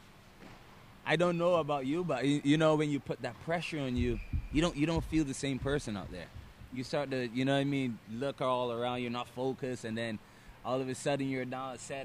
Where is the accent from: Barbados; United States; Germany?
Barbados; I'm from Barbados.